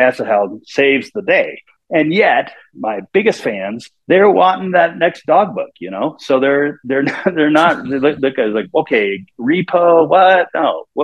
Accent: Kansas City, Missouri, United States; I grew up in Kansas City

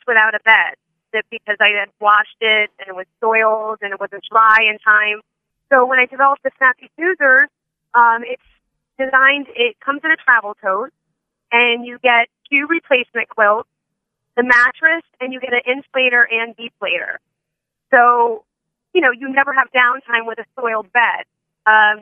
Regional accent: Palm Beach County, Florida, United States; I'm a native from Palm Beach County, Florida

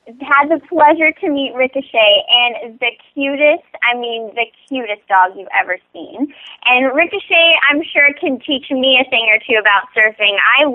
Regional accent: Kaneohe, Hawaii, United States; now in Los Angeles, United States; the Castle Performing Arts Center in Kaneohe growing up on Oahu.

